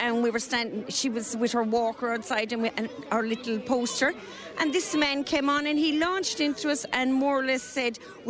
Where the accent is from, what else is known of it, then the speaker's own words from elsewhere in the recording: Limerick, Munster, Ireland; I'm …. I'm from Raheen here in Limerick, and we came over for the parade today.